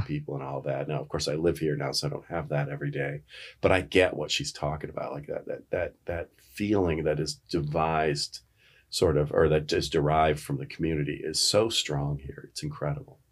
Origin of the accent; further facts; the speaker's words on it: Norwich, New York, United States; moved away as an adult; also born or lived in Rochester, New York; now in Lexington, Virginia, United States; I'm from Rochester, New York, or I'm originally from a little town called Norwich